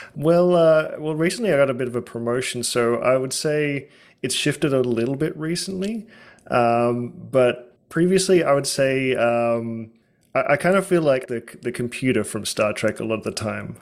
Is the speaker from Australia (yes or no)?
yes; Australia; now in United States; growing up in Australia